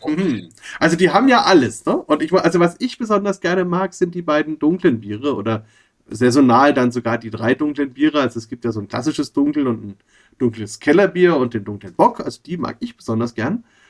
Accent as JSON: {"language": "German", "town": "Bamberg", "region": "Bavaria", "country": "Germany", "tie": "born or raised there", "said": "ich war halt in Bamberg groß geworden, bin aus Bamberg"}